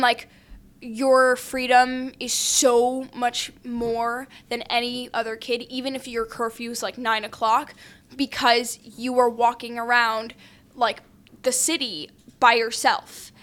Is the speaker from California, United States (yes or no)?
no; New York City, New York, United States; I grew up in New York City.